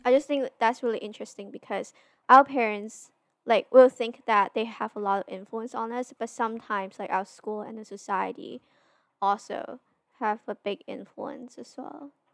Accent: Hong Kong; we're both from Hong Kong

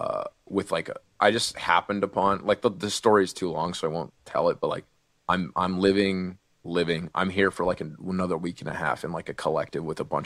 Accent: Oakland, California, United States; also born or lived in Martinez, California / San Leandro, California / Russia; I was born and raised in Oakland, California. Born and raised in Martina, in a hospital in Martina, California. But I was raised in Oakland, California, and San Leandro

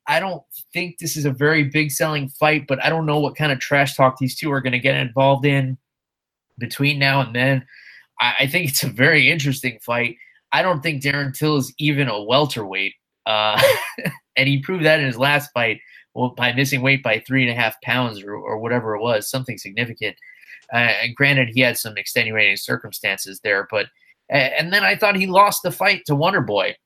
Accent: New York, United States; the very disappointing state of New York, which I'm ashamed to call my home state

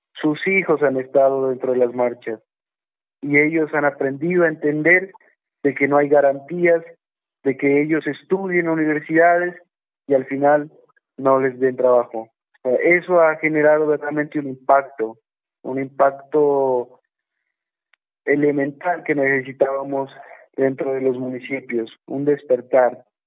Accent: Putumayo, Colombia; orgulloso de haber nacido en el Putumayo

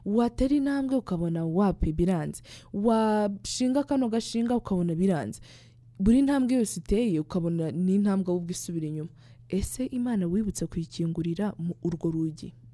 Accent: Rwanda; twawukora neza twishimye nk'abanyarwanda buzuye urukundo rw'igihugu

